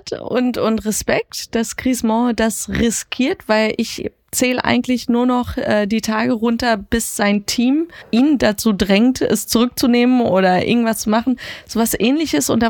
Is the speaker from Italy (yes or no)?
no; Iran; Also ich als gebürtige Perserin bin aufgewachsen in dem Wissen, dass dieses Regime wirklich sehr brutal ist.